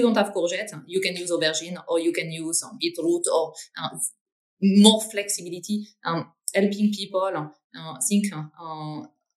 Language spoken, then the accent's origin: English; north of France, France; English is a second language; moved away as an adult; now in London, United Kingdom; I'm originally from France. I grew up in the north of France, so kind of very, very much up north, next to the Belgian border